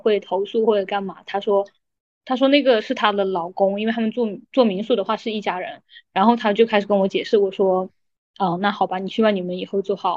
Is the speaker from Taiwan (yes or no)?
no; Hunan, China; moved away as an adult; also born or lived in Guangdong; 我就去广东，因为我是湖南人，我就去广东上班嘛